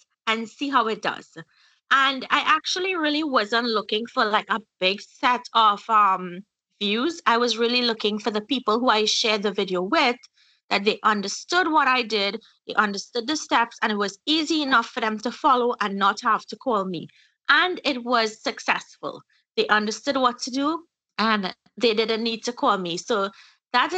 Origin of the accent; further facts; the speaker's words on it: Trinidad & Tobago; moved away as an adult; now in Florida, United States; I'm originally from Trinidad, central Trinidad. Yeah, I grew up there.